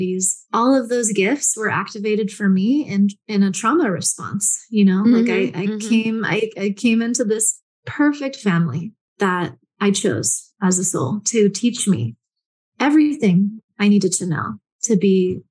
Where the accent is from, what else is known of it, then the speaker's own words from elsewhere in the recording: San Francisco, California, United States; I grew up in San Francisco